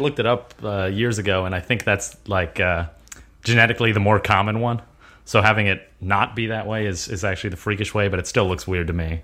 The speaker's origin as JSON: {"language": "English", "country": "United States", "tie": "born or raised there", "said": "I was born in America. I'm an American"}